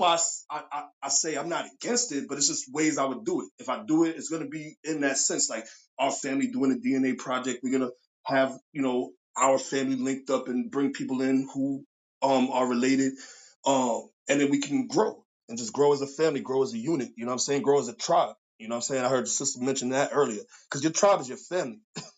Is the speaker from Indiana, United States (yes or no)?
no; New York, United States; now in Darlington, United States; I'm living in Darlington right now. And I came from New York because my family been here.